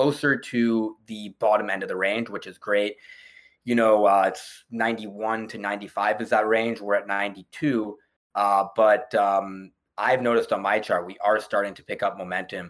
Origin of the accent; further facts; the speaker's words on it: Canada; as Canadian investors